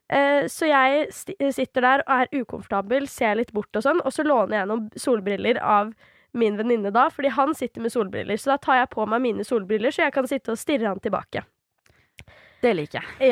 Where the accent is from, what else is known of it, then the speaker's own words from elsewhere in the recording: Svelvik, Buskerud, Norway; also born or lived in Drammen; nå er jo ikke jeg originalt fra Drammen heller, jeg er jo fra Svelvik